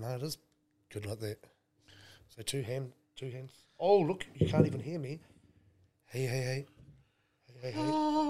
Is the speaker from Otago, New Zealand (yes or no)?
no; Dargaville, Northland, New Zealand; I'm born bred up in Bargaville. Takiwera, and that's where legends are made.